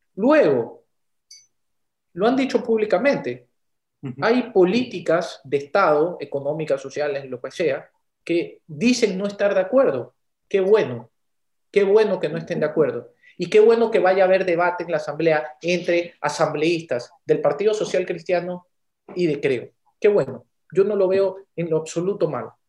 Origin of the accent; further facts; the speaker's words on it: Ecuador; nos debe importar como los ecuatorianos